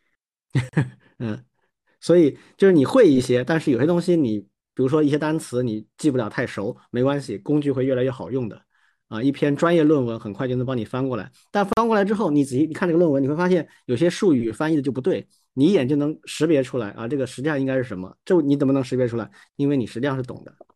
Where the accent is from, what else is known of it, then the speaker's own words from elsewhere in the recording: China; 在我们中国长大的小孩儿